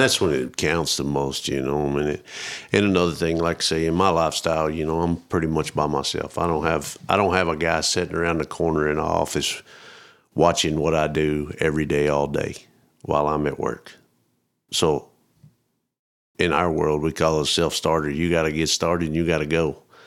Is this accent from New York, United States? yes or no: no; Roby, Texas, United States; moved away; I grew up out kinda northwest of Abilene, around Roby, Rotan.